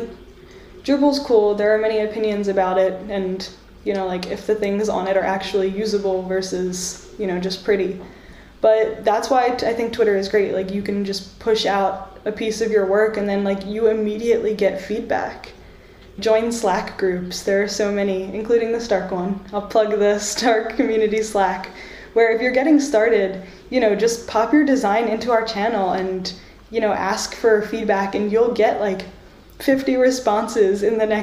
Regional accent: United States; now in Ireland; I'm a first generation American, I'm Egyptian American

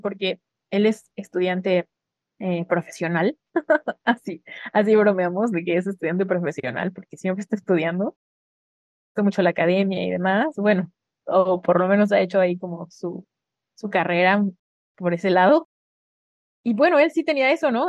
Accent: Mexico; moved away as an adult; Yo sí era alguien en mi país

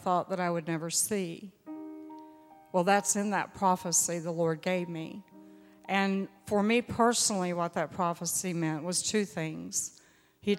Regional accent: Louisiana, United States; I'm from Louisiana

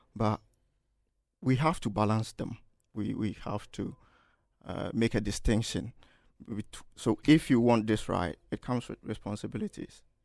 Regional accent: Kumasi, Ashanti, Ghana; moved away as an adult; now in Manchester, United Kingdom; I'm from Ghana, Kumasi, Ghana, and a student at the University of Manchester

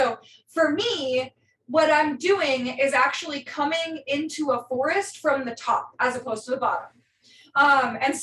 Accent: Northern California, United States; I grew up in Northern California

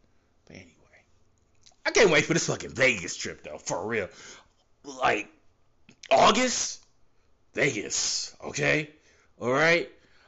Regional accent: Ottawa, Ontario, Canada; I'm Canadian. I'm from Ottawa, Canada.

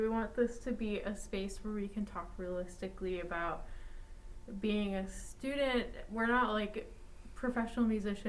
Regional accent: Mequon, Wisconsin, United States; moved away as an adult; now in Amherst, United States; I am from Mequon, Wisconsin, and I study viola performance at UMass Amherst.

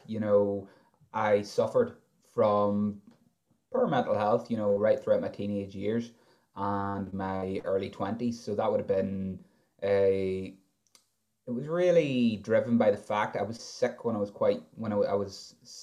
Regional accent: County Armagh, Northern Ireland, United Kingdom; I'm 28 from County Armagh.

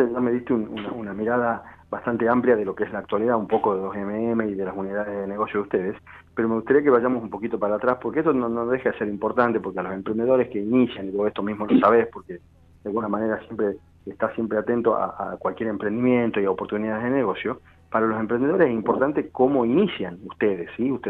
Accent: Argentina; que como argentino estás, estás siempre acostumbrado a reinventarte, a buscarle una vuelta

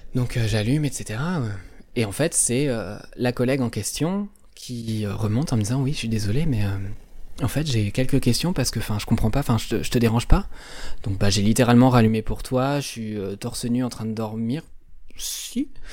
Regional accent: Normandy, France; par rapport à mes origines géographiques, puisque du coup je suis normand.

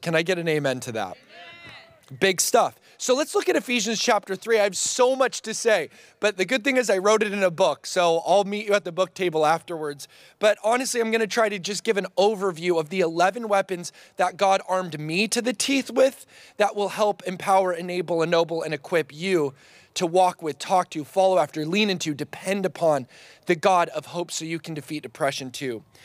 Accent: Oregon, United States; I'm from Oregon

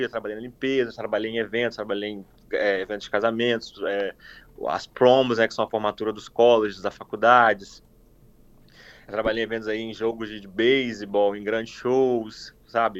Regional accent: Cachoeiro de Itapemirim, Espírito Santo, Brazil; moved away as an adult; also born or lived in Vitória, Brazil; now in Toronto, Canada; Eu sou natural de Cachoeiro, Chapemerim, é, nascido e criado em Cachoeiro

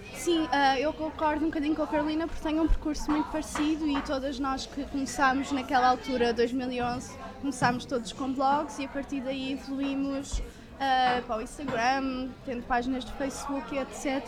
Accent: Portugal; nós, como portugueses

